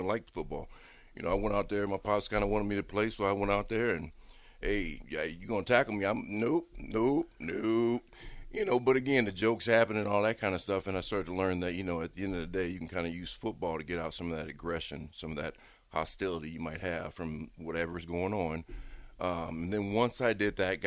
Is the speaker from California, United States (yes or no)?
no; Bellevue, Nebraska, United States; I grew up in Bellevue